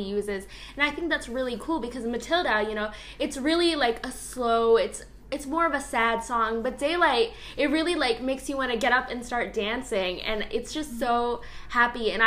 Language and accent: English; Bettendorf, Iowa, United States; even though I'm from Bettendorf, I still consider Chicago like my second home